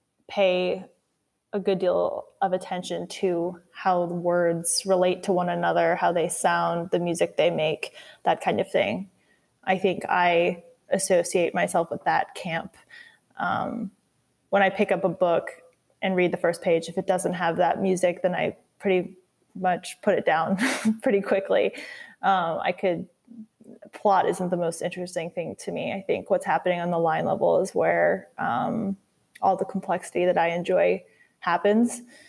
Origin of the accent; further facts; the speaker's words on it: Louisiana, United States; In college, no one knew I was a Louisiana boy. Texas confused my accent.